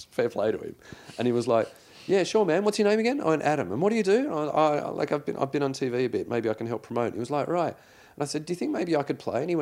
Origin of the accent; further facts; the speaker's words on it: New South Wales, Australia; Well, I grew up in the Shire, so I should have been a Cronulla supporter.